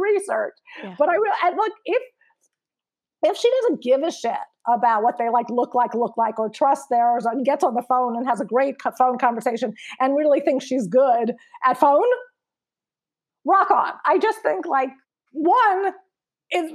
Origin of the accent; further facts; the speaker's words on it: New York, United States; from New York